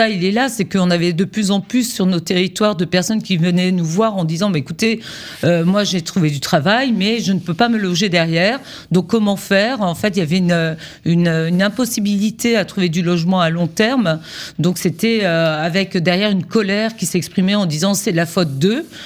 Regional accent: Brittany, France; comme chez moi en Bretagne, où on accumule un peu les attraits

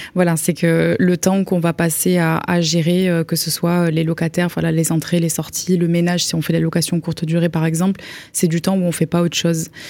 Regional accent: Perpignan, Occitania, France; also born or lived in Belgium / Toulouse; on a déménagé en France quand moi j'avais 6 ans et Val 8 ans. Donc euh, après, on a grandi à Perpignan

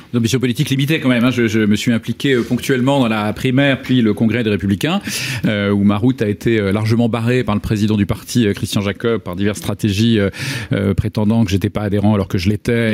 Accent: Lyon, Auvergne-Rhône-Alpes, France; moved away; place Gabriel Perry à Lyon, qui est ma ville natale

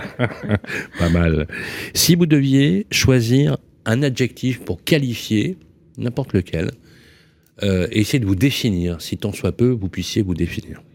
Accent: Vénissieux, Auvergne-Rhône-Alpes, France; je suis né au Minguettes et j'ai grandi

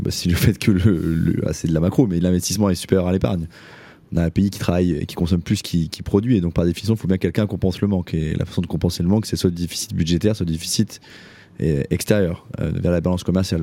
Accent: Saint-Étienne, Auvergne-Rhône-Alpes, France; je suis stéphanois d'origine

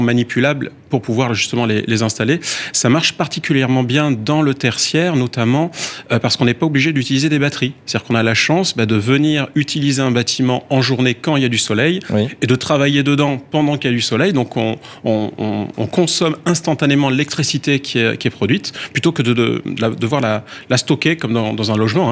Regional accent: France; chez nous en France

